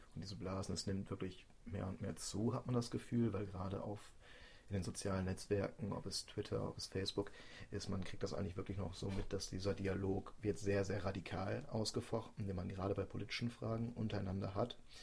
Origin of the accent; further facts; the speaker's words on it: Germany; wir als Deutsche